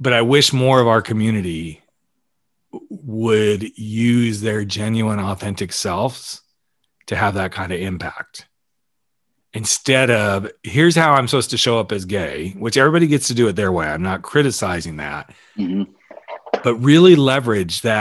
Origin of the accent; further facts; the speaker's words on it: the South, United States; moved away; I grew up in the South